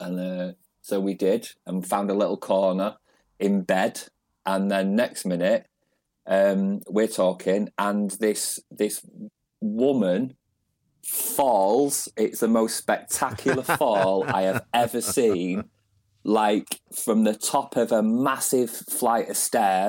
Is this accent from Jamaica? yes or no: no; Manchester, North West England, United Kingdom; I am, yeah, originally. I'm from East Manchester. So, I suppose, like, thinking about it, I was born in the mid 70s. It's considered a bit more of the rough end of Manchester.